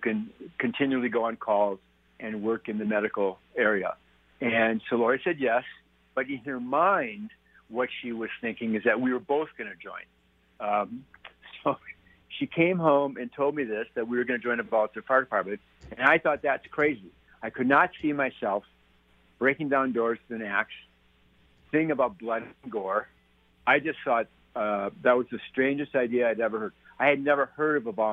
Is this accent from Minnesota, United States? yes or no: yes; Minnesota, United States; moved away as an adult; also born or lived in Colorado / Winnipeg, Canada / Switzerland; now in Santa Fe, United States; I grew up in Minnesota on a small farming community.